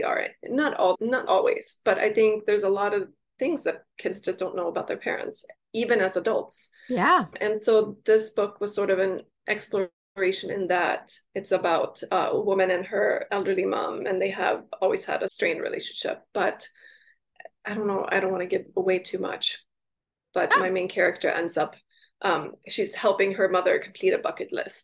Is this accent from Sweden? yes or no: yes; Sweden; also born or lived in Pacific Northwest; now in Seattle area, United States; I grew up in Sweden